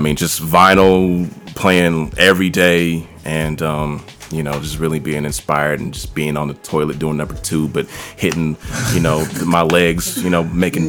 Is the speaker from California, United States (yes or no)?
yes; Richmond, California, United States; also born or lived in San Francisco; I was about 2 or 3 years old when we moved from San Francisco to Richmond.